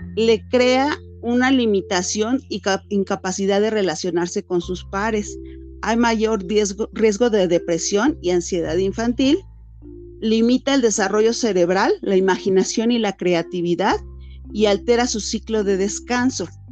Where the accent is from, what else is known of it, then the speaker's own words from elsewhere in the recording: Mexico; nosotros como latinos, como mexicanos